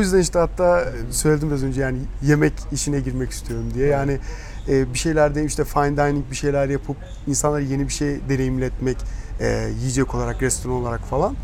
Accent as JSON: {"language": "Turkish", "region": "Malatya", "country": "Turkey", "said": "Malatyalıyız zaten. Herkes tanıyoruz, akrabalarımız çok vesaire"}